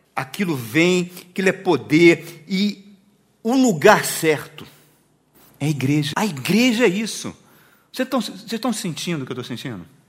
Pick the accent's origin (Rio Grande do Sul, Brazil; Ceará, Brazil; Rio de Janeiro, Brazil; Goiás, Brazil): Rio de Janeiro, Brazil; moved away; fui lá no bairro que eu nasci, lá na Penha, no Rio de Janeiro